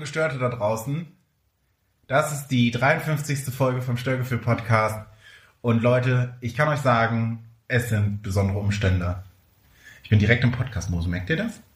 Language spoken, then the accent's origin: German; near Neubrandenburg, Mecklenburg-Vorpommern, Germany; moved away; in der Nähe von Neubrandenburg, in Mecklenburg-Vorpommern, in der Nähe meiner Heimat. Ich fühle mich zu Hause